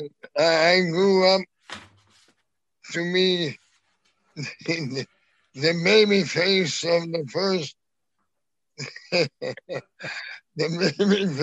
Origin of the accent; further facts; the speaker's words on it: Montreal, Quebec, Canada; I was born in Montreal, Canada, in 1937.